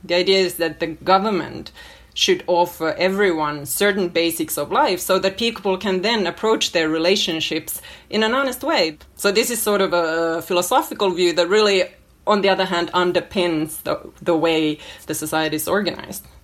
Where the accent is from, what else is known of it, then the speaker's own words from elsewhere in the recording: Finland; moved away as an adult; also born or lived in New York City, United States; now in Helsinki, Finland; I am completely Finnish. I grew up in Finland, and my parents are Finnish